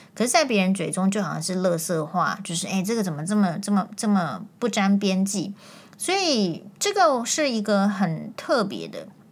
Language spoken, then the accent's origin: Chinese; Taiwan; 我们身为台湾人